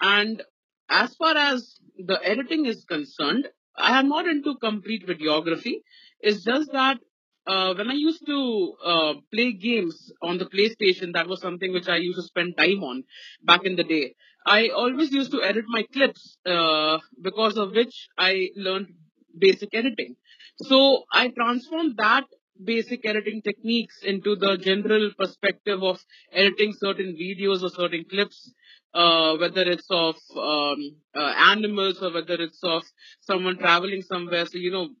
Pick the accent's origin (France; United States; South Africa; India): India; Ranchi, Jharkhand; I'm from Ranchi. So from here, from Ranchi